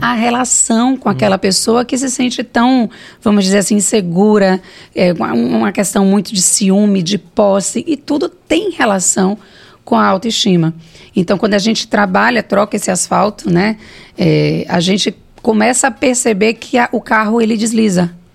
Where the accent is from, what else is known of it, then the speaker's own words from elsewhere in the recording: Salvador, Bahia, Brazil; Eu vim do Bonfim, né? Bonfim não, da Cidade Baixa, do Monte Serra, é, fui criada por dois professores